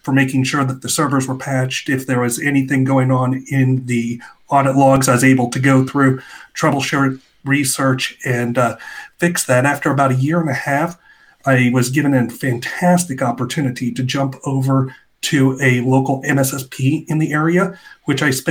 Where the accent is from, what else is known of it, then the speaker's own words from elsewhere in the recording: Van Wert, Ohio, United States; moved away as an adult; now in Cincinnati, United States; I grew up in Northwest Ohio in a small town called Van Wert